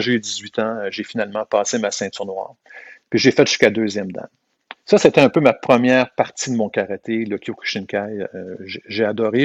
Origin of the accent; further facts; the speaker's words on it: South Shore, Quebec, Canada; also born or lived in Montreal; je suis né à Montréal et puis, euh, mais par contre, je suis venu vivre sur la rive sud, j'avais six mois, donc euh, j'ai pas vraiment vécu à Montréal